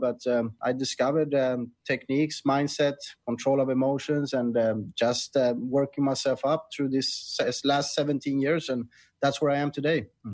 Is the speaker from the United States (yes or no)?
no; Sweden; moved away as an adult; now in Thailand; I'm originally from Sweden, and I was never happy there